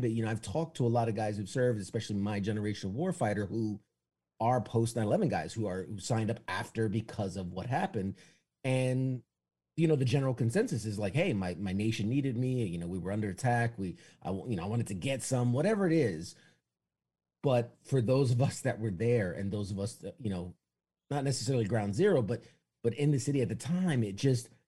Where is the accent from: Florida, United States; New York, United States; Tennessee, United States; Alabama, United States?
New York, United States; New York City; Uh, I was born and raised in New York City, uh, Manhattan. I, have I've lost a bit of the accent, you know, unless I say coffee and water.